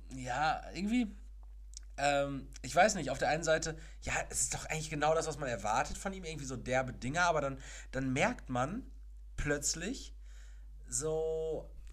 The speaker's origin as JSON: {"language": "German", "town": "Castrop-Rauxel", "region": "North Rhine-Westphalia", "country": "Germany", "tie": "born or raised there", "said": "Aus meiner Heimatstadt, Kastrop-Rauxel"}